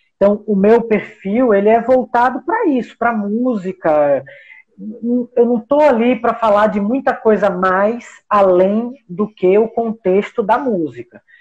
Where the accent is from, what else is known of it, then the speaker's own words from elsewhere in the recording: Brazil; nós somos brasileiros